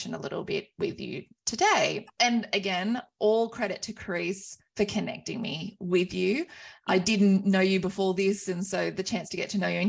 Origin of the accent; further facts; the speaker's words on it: Wagga Wagga, New South Wales, Australia; I am on beautiful Wiradjuri country of my hometown of Wagga Wagga